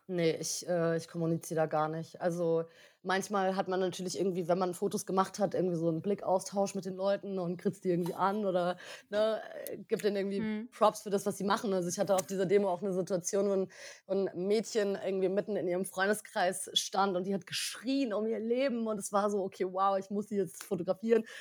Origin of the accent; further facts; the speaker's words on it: Berlin, Germany; ich bin äh, 30, komme aus Berlin